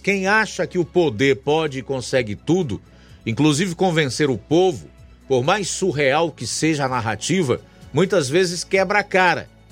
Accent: Ceará, Brazil; nós, como cearenses

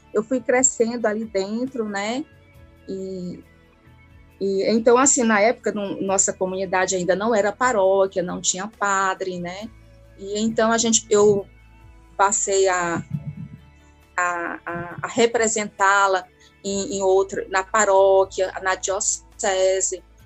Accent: Ararendá, Ceará, Brazil; eu sou de Ararendá

